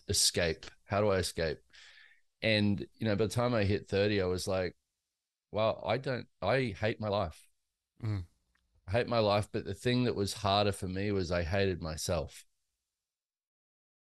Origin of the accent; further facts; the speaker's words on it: Australia; now in United States; I grew up in Australia and in a very lower class kind of situation